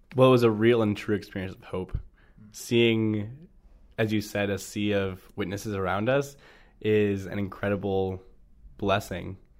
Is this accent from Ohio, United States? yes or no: yes; North Royalton, Ohio, United States; I grew up in the Cleveland area, a town called North Royalton